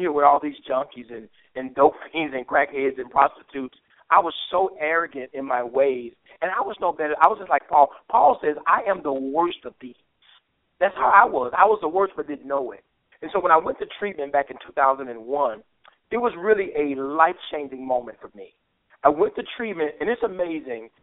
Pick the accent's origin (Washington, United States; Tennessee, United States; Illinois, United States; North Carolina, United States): Tennessee, United States; Memphis; I'm I'm from Memphis. I grew up here